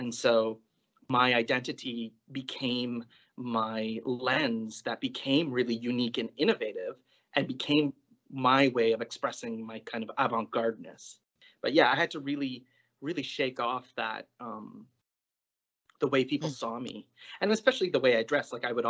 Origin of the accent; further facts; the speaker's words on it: Toronto, Ontario, Canada; now in Toronto, Canada; So I would say I grew up in Toronto and I left for university. And so I was working and living abroad for about 8 years before coming back to Toronto to be a theater artist. So in 2007, I came back